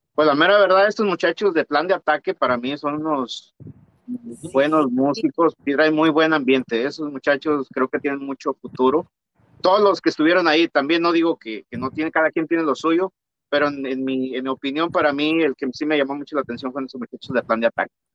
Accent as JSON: {"language": "Spanish", "region": "San Luis Potosí", "country": "Mexico", "moved": "yes", "lives_now": "United States", "said": "yo soy de San Luis Potosí también"}